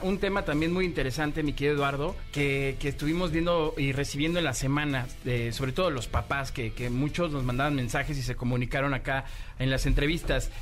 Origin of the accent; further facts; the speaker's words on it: Mexico; de México